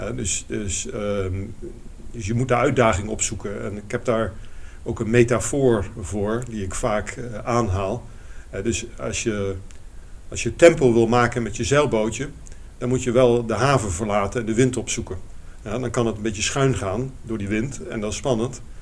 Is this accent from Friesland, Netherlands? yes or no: no; Eindhoven, North Brabant, Netherlands; moved away as an adult; also born or lived in Rotterdam; ik kwam uit Eindhoven, toch een beetje de provincie.